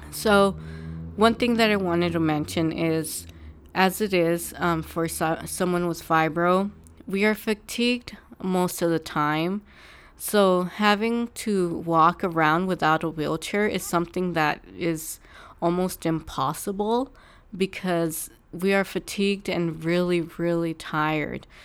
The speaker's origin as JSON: {"language": "English", "region": "California", "country": "United States", "said": "I'm from California"}